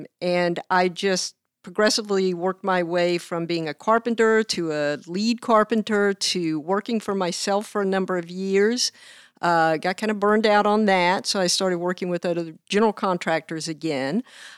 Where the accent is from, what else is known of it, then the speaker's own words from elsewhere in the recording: North Carolina, United States; moved away; I'm from the East Coast, from North Carolina. I grew up in a family that we lived on a farm